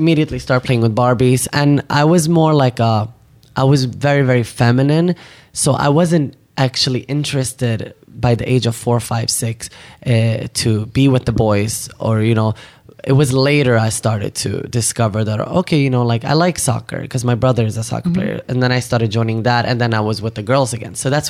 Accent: Sweden; moved away as an adult; also born or lived in Iraq / Turkey; now in Los Angeles, United States; I was born in Iraq. 1989, and then we refugeed from Turkey to Sweden. So I grew up in Sweden, and I came to LA 7 years ago.

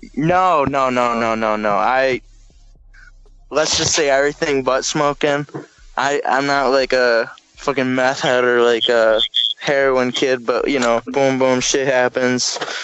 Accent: Howell, Michigan, United States; also born or lived in Detroit, Michigan; I grew up in Howell

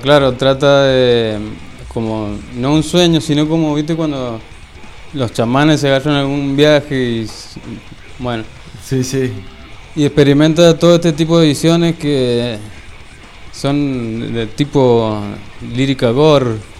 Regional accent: Jocolí Viejo, Mendoza, Argentina; Yo soy de Jocolí Viejo

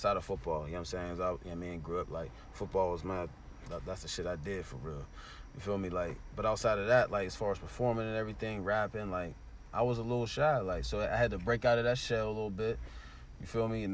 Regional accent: Pittsburgh, Pennsylvania, United States; I'm really from the north and went across the street to go to the crib after

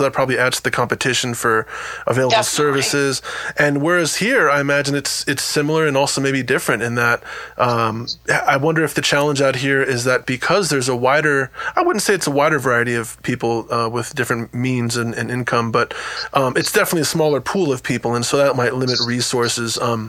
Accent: New Jersey, United States; moved away; also born or lived in New York / Lawrence, Kansas; I was born in New York and grew up in New Jersey, but I haven't lived there since the 90s.

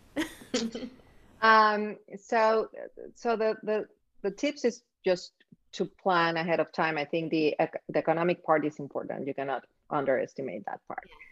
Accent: Mexico City, Mexico; moved away as an adult; now in Miami, United States; I grew up in Mexico City

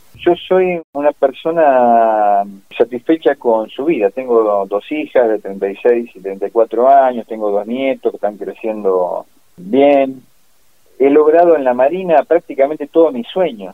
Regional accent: Pigüé, Buenos Aires Province, Argentina; also born or lived in Bahía Blanca; yo me crié, como te dije, cerca de Bahía Blanca, de Pigüe, lo mismo, una zona agrícola ganadera.

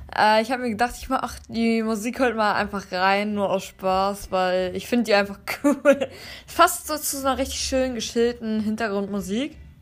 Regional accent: Germany; ich komme fest eigentlich aus Deutschland, aber ich habe ein paar Vorfahren, die kommen aus Russland

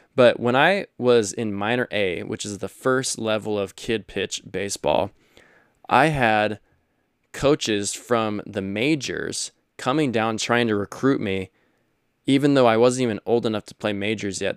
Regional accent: Stockton, California, United States; I grew up in California

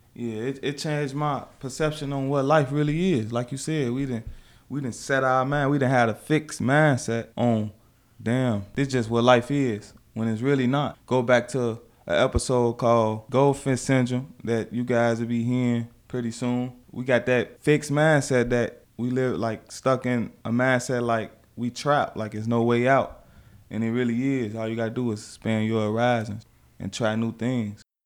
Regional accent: Chicago, Illinois, United States; growing up in Chicago

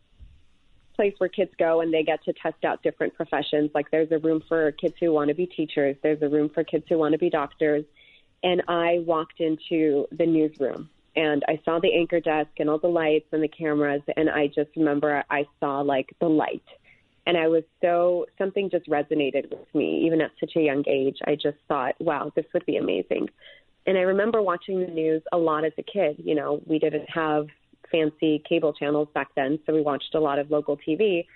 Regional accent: Los Angeles, California, United States; also born or lived in Yerevan, Armenia / Glendale; I grew up here in L.A.

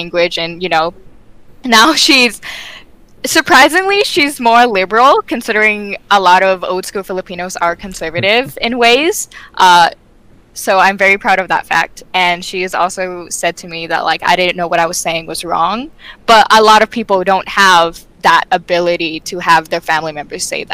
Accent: United States; I just know America as my home

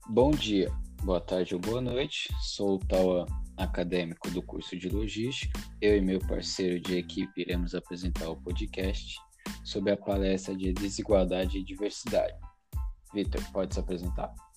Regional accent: São Paulo, Brazil; Eu sou de São Paulo, meus pais são do Nordeste

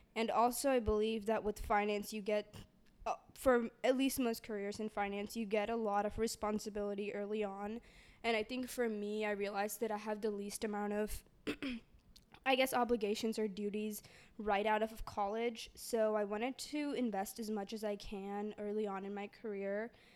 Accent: Dallas, Texas, United States; I'm from Dallas, Texas

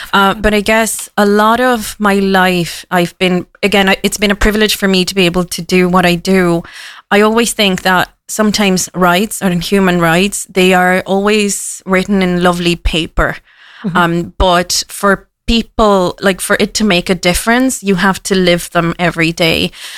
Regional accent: Cork, Munster, Ireland; I am from Cork. So if anyone asks me, I'm from Cork. And Cork people, we are born wherever we want. You know, it was an accidental birth. So I do consider myself a daughter of the city.

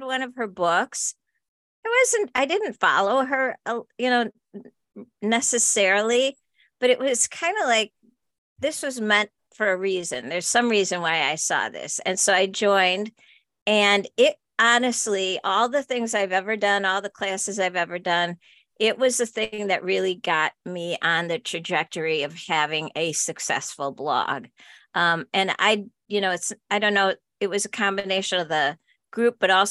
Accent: Upper Peninsula, Michigan, United States; So we are both from Michigan, which is another interesting fun fact. Right. I, however, was born up in the UP

